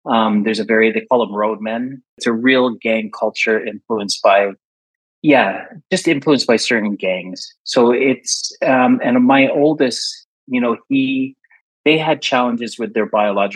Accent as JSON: {"language": "English", "region": "Saskatchewan", "country": "Canada", "tie": "born or raised there", "also_born_or_lived": "London, United Kingdom", "moved": "as an adult", "lives_now": "Czech Republic", "said": "growing up in Canada, because I was born there with my other sister"}